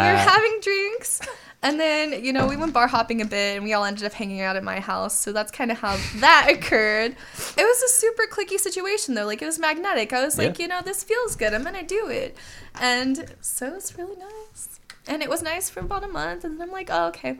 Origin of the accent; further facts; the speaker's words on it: Jacksonville, Florida, United States; I'm from Jacksonville, Florida